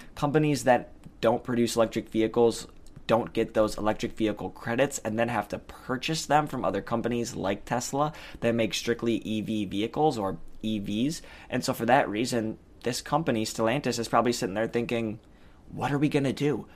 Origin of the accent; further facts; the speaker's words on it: Detroit, Michigan, United States; I'm from Detroit.